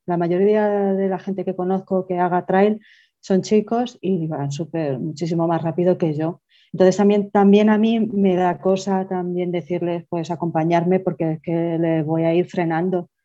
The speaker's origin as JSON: {"language": "Spanish", "town": "Toledo", "region": "Castilla-La Mancha", "country": "Spain", "said": "soy de Toledo"}